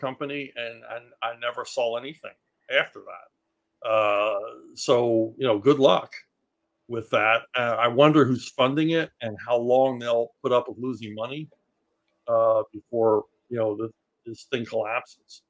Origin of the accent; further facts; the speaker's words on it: Philadelphia, Pennsylvania, United States; I grew up in Philly